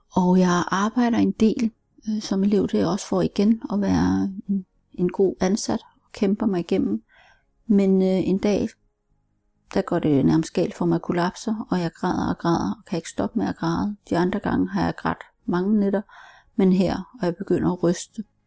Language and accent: Danish; Denmark; also born or lived in Seoul, South Korea; som 13 måneder er jeg heldig at blive adopteret til Danmark, hvor jeg er opvokset. Jeg voksede op som enebarn øh, på landet